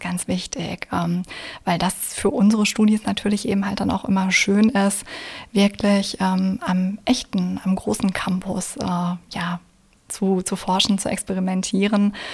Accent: Essen, North Rhine-Westphalia, Germany; moved away as an adult; also born or lived in Spain / Passau; gebürtige Essenerin und sogar aus dem Essener Norden.

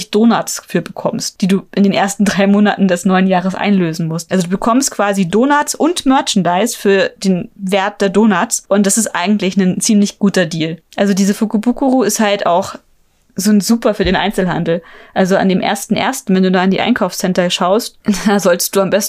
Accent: Germany; Lucky Bag sagt man bei uns in Deutschland.

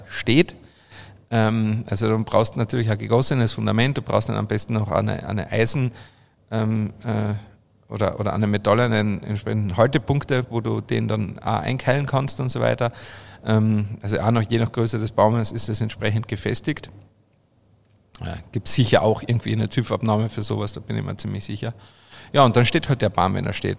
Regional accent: Obervellach, Carinthia, Austria; now in Bavaria, Germany; bei uns in Österreich, in Kärnten

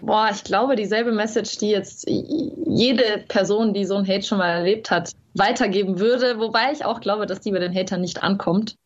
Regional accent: Carinthia, Austria; accent: Carinthian; ich habe zwar selber sehr lange Dialekt gesprochen

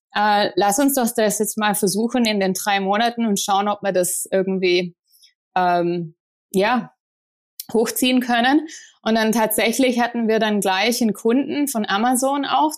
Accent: Ostfildern, Baden-Württemberg, Germany; moved away as an adult; also born or lived in Tübingen; now in United States; ich komme aus Ostfildern in der Nähe von Stuttgart und äh, da bin ich aufgewachsen

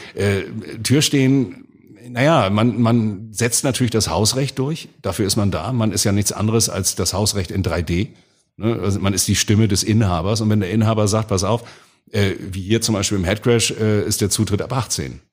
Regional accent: Hamburg, Germany; accent: Hamburgisch; als geborener Wilhelmsburger, da hat man immer so einen kleinen Hooligan in sich drin. Und wenn man in Wilhelmsburg in den 70er und 80er Jahren aufwuchs

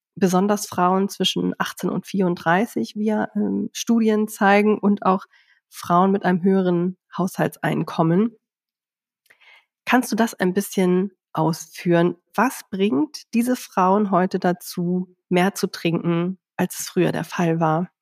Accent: Hamburg, Germany; ich komme zwar aus Hamburg

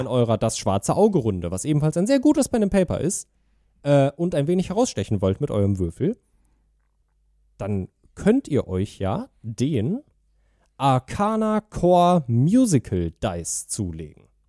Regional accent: Germany; ich bin äh, in Deutschland aufgewachsen und bin offensichtlich sehr deutsch

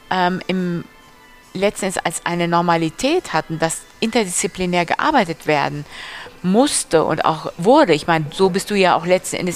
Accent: Düsseldorf, North Rhine-Westphalia, Germany; Ich komme aus Düsseldorf.

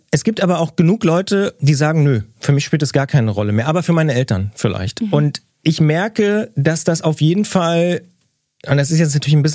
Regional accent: Brandenburg, Germany; Und dann gibt's aber auch irgendwo in Brandenburg, ich darf das sagen als Brandenburger, in Wiesenburg oder so eine Initiative

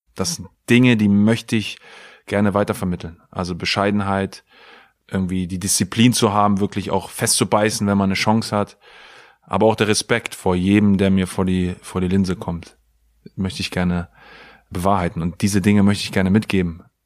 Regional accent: Pattensen, Lower Saxony, Germany; moved away as an adult; also born or lived in England; Ich bin in Pattensen groß geworden, habe auf der KGS Hemming mein Abitur gemacht

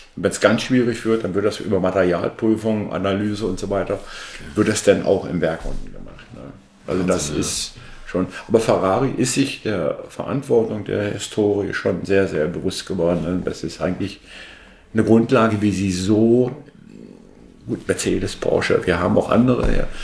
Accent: Berlin, Germany; moved away; wir haben über Berlin gesprochen, wo ich herkomme

